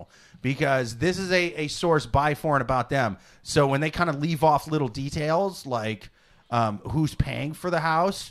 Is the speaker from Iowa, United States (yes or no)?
yes; Iowa, United States; now in New York City, United States; I'm from Iowa